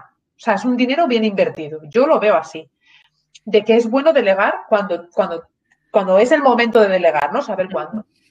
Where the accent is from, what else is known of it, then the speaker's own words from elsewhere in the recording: Asturias, Spain; moved away as an adult; also born or lived in León / Málaga / London, United Kingdom; me crié, pues soy asturiana, mi madre trabaja en el Parque Nacional de los Picos de Europa